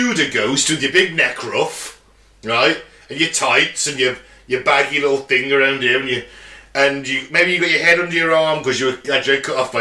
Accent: Dawley, West Midlands, United Kingdom; I'm from Dorley, I've lived in Dorley all my life.

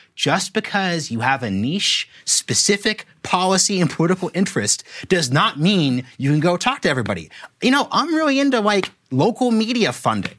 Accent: Oregon, United States; I'm from Oregon

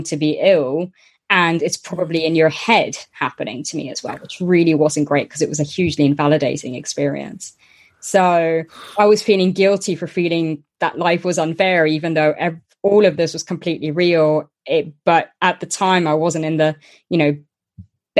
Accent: Luxembourg; I was born and grew up in Luxembourg

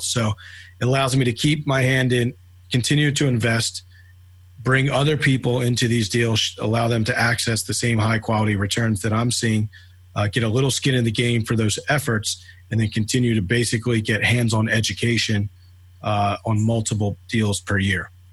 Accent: Philadelphia, Pennsylvania, United States; moved away as an adult; now in Atlanta, United States; born and raised in Philadelphia. I've been in Atlanta, Georgia now for uh, about six and a half years

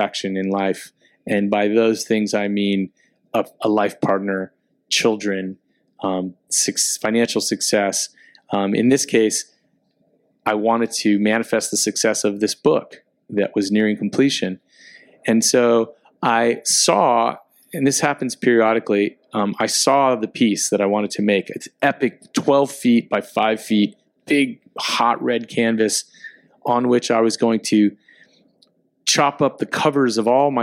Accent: Miami, Florida, United States; moved away as an adult; being back in Miami, my hometown

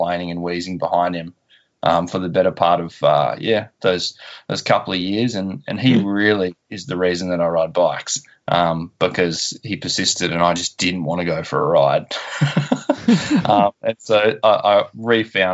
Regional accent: Tasmania, Australia; born or raised there; also born or lived in Perth, Western Australia

